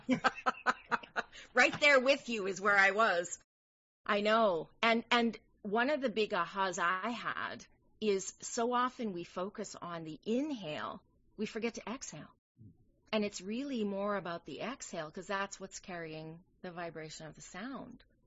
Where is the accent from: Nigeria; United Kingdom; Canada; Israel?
Canada; Canadian Prairies; now in New York City, United States; I'm a Canadian girl by birth. Yes, I'm from the Canadian prairies.